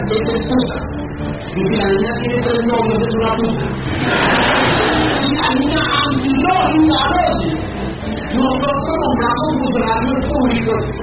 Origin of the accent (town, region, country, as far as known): Colombia